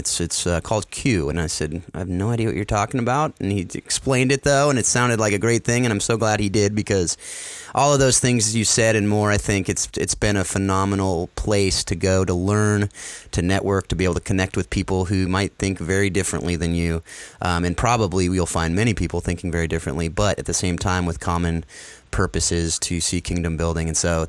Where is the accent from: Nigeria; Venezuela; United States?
United States; Sacramento, California; I wasn't able to go in my hometown here in Sacramento